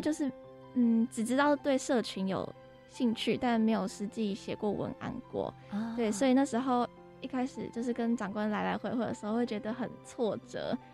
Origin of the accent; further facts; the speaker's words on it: Taiwan; 我们台湾